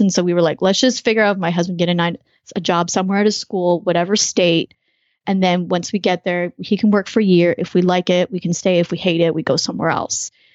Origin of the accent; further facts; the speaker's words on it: Canada; moved away as an adult; now in United States; I'm actually a Canadian living in the US, lived in a bunch of different countries